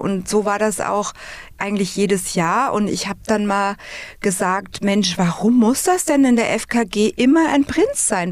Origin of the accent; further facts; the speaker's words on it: Flieden, Hesse, Germany; Ich bin im wunderschönen Flieden geboren, in dem Königreich, und bin sechsundvierzig Jahre